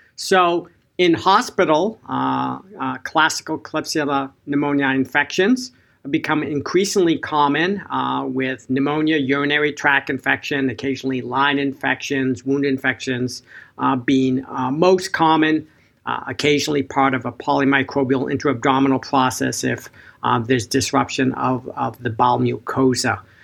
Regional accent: Boston, Massachusetts, United States; in Boston, my hometown

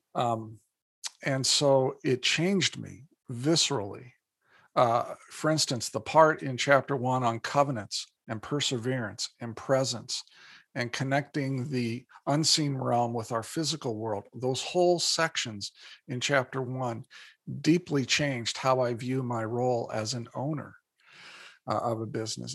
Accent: Indiana, United States; moved away as an adult; now in Minnesota, United States; born and raised in Indiana

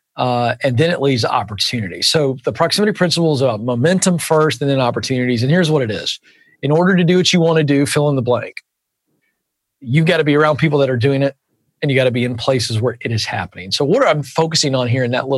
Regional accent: Virginia, United States; accent: Southern; moved away; also born or lived in Suwanee, Georgia; I'm a Virginian

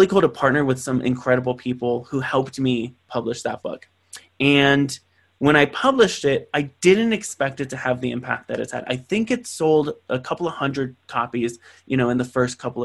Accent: San Bernardino, California, United States; from San Bernardino, California, this poverty-stricken city that didn't believe he was going to do anything other than work at a McDonald's

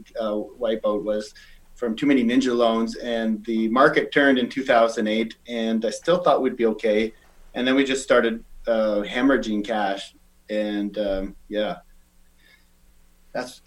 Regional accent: Saskatchewan, Canada; also born or lived in Calgary; now in Victoria, Canada; I'm from Saskatchewan

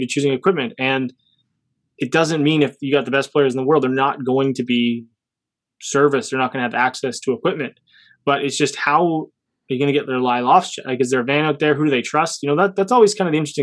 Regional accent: Canada; Being Canadian

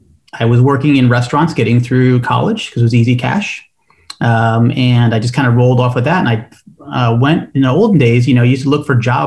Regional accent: New York, United States; moved away as an adult; now in Miami, United States; I'm a New Yorker at heart

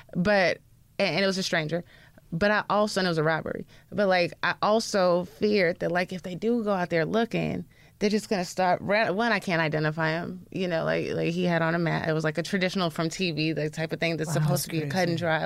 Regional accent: the South, United States; we're from the South

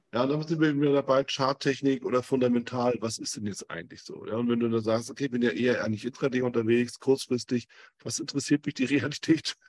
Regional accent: Germany; ich bin aus Deutschland

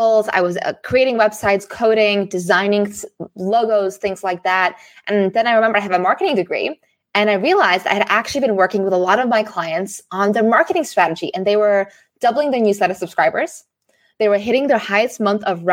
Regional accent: Singapore; moved away; also born or lived in Amsterdam, Netherlands / Frankfurt, Germany; I grew up in Singapore

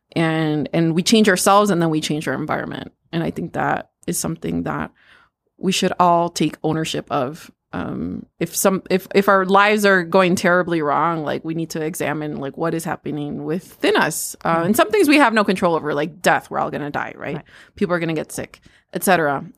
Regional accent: United States; I'm Mexican American. Um, I am the daughter of immigrants.

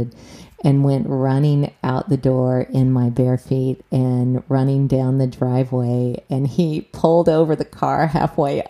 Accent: the South, United States; moved away; I grew up in the South

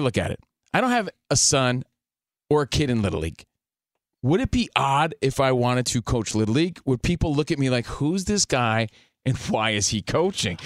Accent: New Jersey, United States; now in Los Angeles, United States; I'm from New Jersey.

